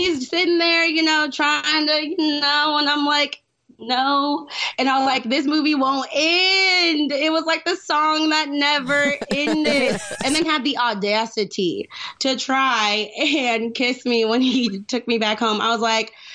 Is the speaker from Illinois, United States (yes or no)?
yes; Danville, Illinois, United States; I'm from Danville, so if y'all know that small town in Illinois